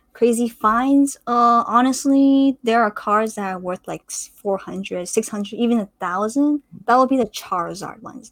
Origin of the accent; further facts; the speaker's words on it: Canada; I'm a CS major at UBC, um, also in Vancouver, so I'm Canadian